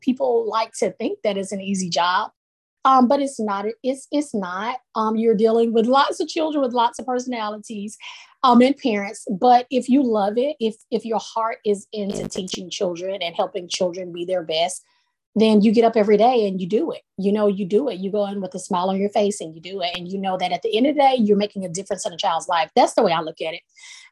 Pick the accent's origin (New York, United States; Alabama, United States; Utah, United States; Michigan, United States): Alabama, United States; Sumter County, West; now in Jacksonville, United States; I am presently located in Jacksonville, Alabama, but I grew up in West Alabama, small town girl, poor county, Sumter County.